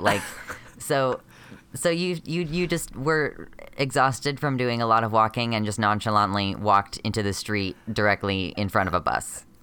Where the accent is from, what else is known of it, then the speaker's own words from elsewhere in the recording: United States; I'm a transmasculinish person from America